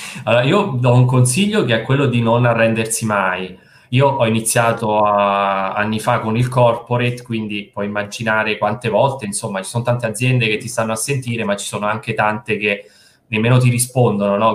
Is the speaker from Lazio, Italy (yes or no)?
yes; Posta Fibreno, Lazio, Italy; moved away as an adult; also born or lived in Rome / Milan; Io sono di Posta Fibreno, che non so se conosci, che penso proprio di no, è un paese in provincia di Frosinone